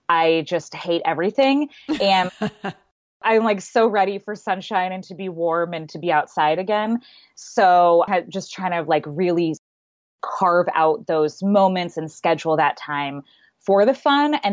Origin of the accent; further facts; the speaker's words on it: Southwest, United States; also born or lived in Seattle; And I grew up in the Southwest and it's much, much earlier down there.